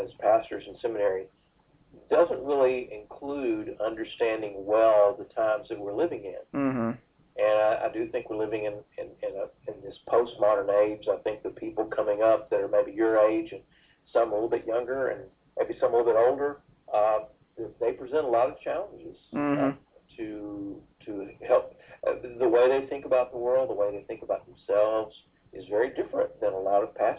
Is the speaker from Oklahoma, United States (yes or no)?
no; Decatur, Georgia, United States; moved away as an adult; also born or lived in Fort Worth, Texas; I grew up in Georgia, outside of Atlanta, at a little place called Decatur